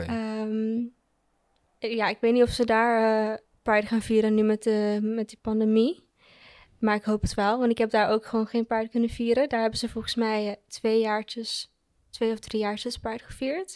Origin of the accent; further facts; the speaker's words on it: Curaçao; now in Netherlands; ik ben opgegroeid op Curaçao